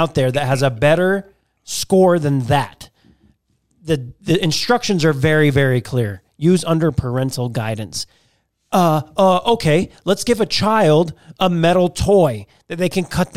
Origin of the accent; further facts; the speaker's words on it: Baltimore, Maryland, United States; I'm from Baltimore